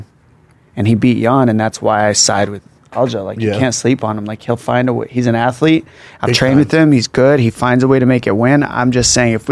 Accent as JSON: {"language": "English", "town": "Tucson", "region": "Arizona", "country": "United States", "tie": "born or raised there", "said": "my hometown, Arizona"}